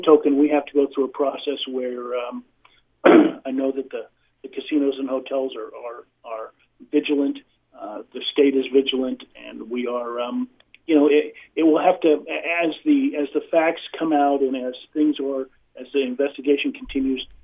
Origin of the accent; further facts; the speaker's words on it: Midwest, United States; I was raised in the Midwest